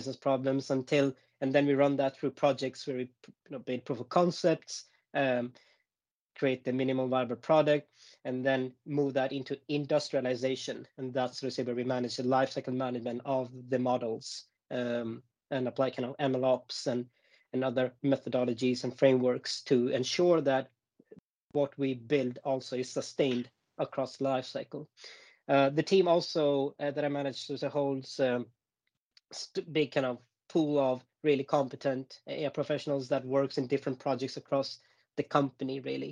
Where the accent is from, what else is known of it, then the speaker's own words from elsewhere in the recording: Gothenburg, Västra Götaland, Sweden; now in Stockholm, Sweden; born and raised in Gothenburg